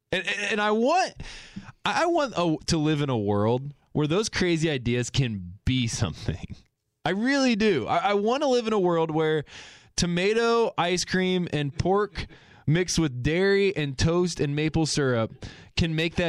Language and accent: English; Indiana, United States; But I grew up in Indiana, clearly.